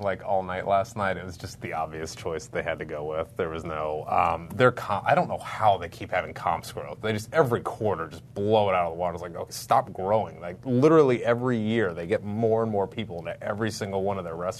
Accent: Columbus, Ohio, United States; moved away; I'm originally from Columbus, Ohio.

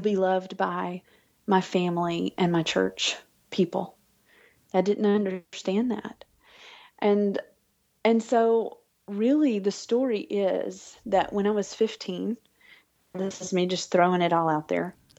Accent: Alabama, United States; moved away as an adult; now in Arkansas, United States; I'm from Alabama originally, and I grew up with a life centered around church and around family

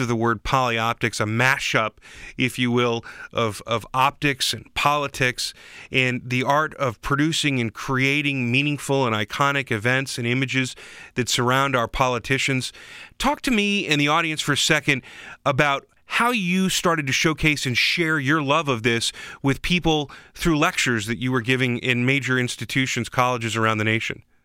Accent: Washington, District of Columbia, United States; I grew up in Washington, D C

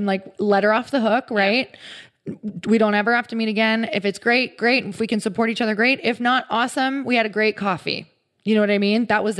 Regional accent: Midwest, United States; now in California, United States; I came from the Midwest and moved to California.

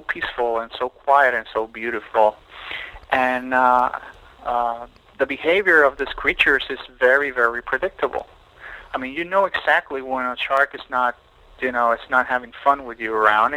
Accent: Puerto Rico; also born or lived in Mexico; now in Miami, United States; I grew up on an island. I grew up in Puerto Rico

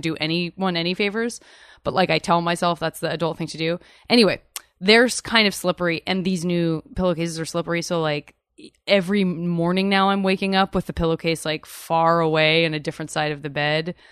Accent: Arizona, United States; now in California, United States; I'm from Arizona

